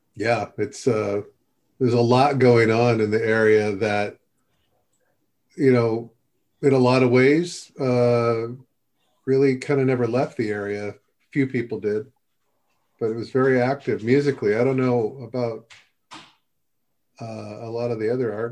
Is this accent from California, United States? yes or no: yes; Upland, California, United States; I'm just from there